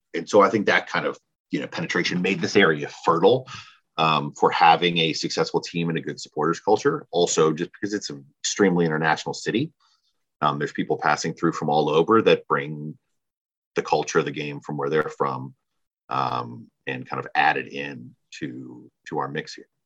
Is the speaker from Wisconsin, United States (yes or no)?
no; Washington D.C. area, suburban Northern Virginia, United States; I was raised here in the Washington D.C. area in suburban Northern Virginia, so about 30 minutes from the city.